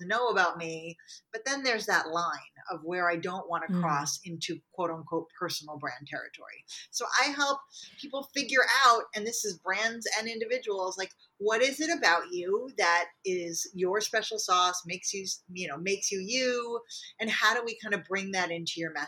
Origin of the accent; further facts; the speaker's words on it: New York, United States; we're both from New York